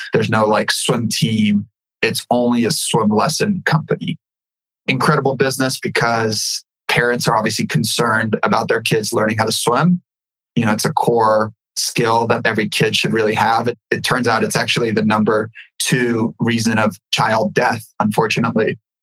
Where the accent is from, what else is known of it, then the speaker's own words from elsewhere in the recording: California, United States; also born or lived in Ukraine; I was born in the Ukraine and my family came over here. My mom came over here in 92 with me. I grew up in California.